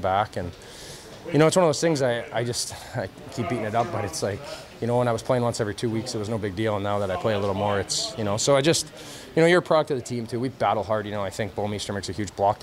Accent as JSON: {"language": "English", "town": "Thunder Bay", "region": "Ontario", "country": "Canada", "tie": "born or raised there", "moved": "yes", "said": "growing up in Thunder Bay, a lot of my buddies are construction workers and blue collar."}